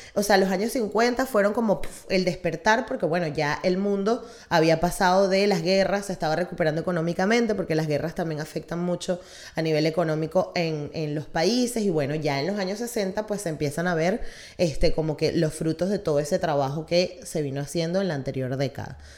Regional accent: Venezuela; nosotros como venezolanos

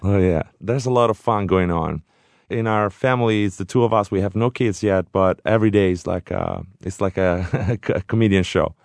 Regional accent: Orvieto, Umbria, Italy; Orvieto, my hometown

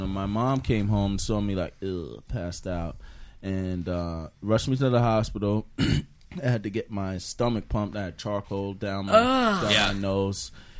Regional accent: New York, United States; But I'm from New York. I'm not from Kansas.

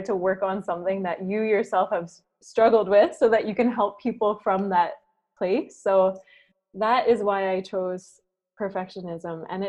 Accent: Waterford, Ontario, Canada; moved away as an adult; also born or lived in Vancouver; now in Singapore; I'm originally from Waterford. It's a very small town of about 3,000, and it's close to Lake Erie.

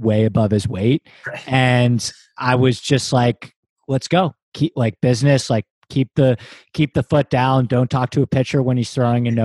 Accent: New York, United States; I grew up in New York

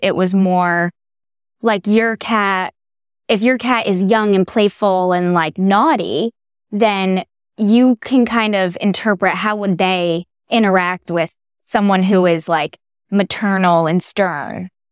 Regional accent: New Haven, Connecticut, United States; I grew up in New Haven, Connecticut

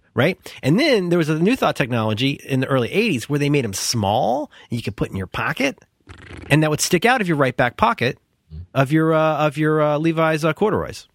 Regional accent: Cincinnati, Ohio, United States; I grew up in Cincinnati, where we had a really good public school system

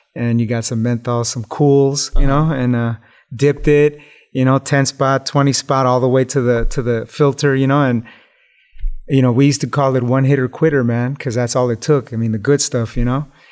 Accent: Los Angeles, California, United States; growing up in East Los Angeles in the hood.

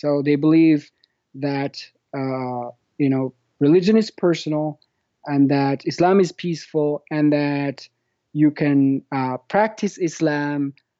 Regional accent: Fez, Fès-Meknès, Morocco; born there; So I was born in Fez, Morocco, which is a medieval city. It's a beautiful city, by the way.

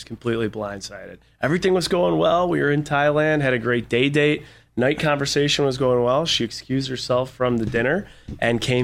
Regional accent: Buffalo, New York, United States; I grew up in Buffalo, New York

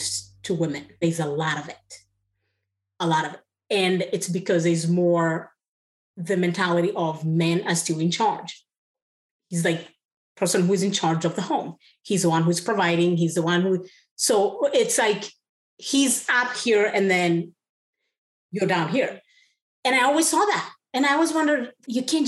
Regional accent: Kenya; moved away as an adult; Growing up in Kenya

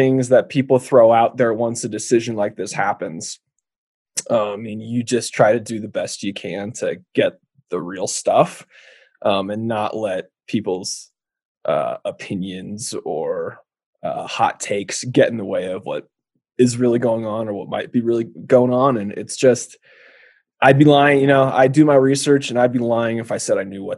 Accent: California, United States; moved away as an adult; now in Wyoming, United States; my home state of California

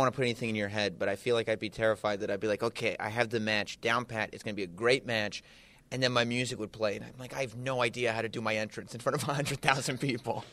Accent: Westchester, New York, United States; my hometown this weekend of Westchester, New York

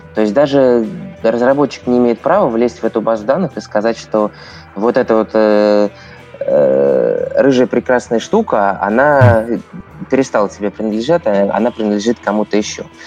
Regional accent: Penza, Penza Oblast, Russia; moved away as an adult; also born or lived in Saint Petersburg; я родом из Средиземья, ой, извините, из Пензы

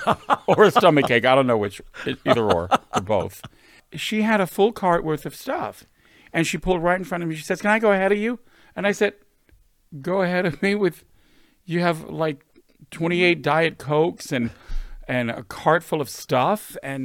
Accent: West Hollywood, California, United States; Listen, we live in West Hollywood. We grew up here in West Hollywood.

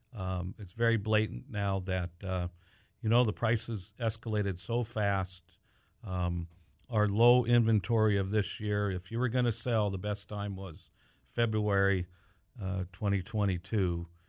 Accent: Pasadena, California, United States; moved away as an adult; now in Whatcom County, United States; We grew up in Southern California and we're one of the transplants, the many that continue to come up to this beautiful area of the United States. And I'm from uh, Pasadena, California

